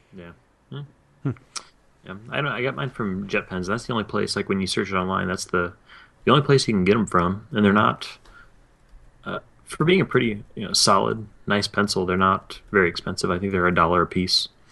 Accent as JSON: {"language": "English", "region": "East Tennessee", "country": "United States", "said": "I'm from East Tennessee"}